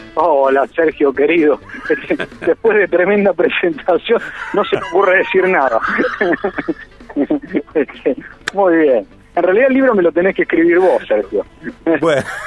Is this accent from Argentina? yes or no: yes; Argentina